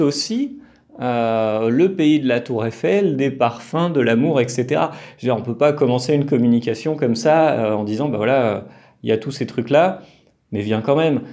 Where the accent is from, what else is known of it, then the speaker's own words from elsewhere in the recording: France; now in Colombia; moi, en tant que Français